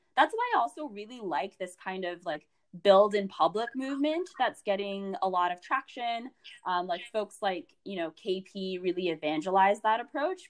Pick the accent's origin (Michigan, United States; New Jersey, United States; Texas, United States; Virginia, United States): Virginia, United States; Alexandria; I'm a DMVer. So I grew up in um, the Virginia area. I went to Hayfield Secondary School, um, which was in Alexandria, Virginia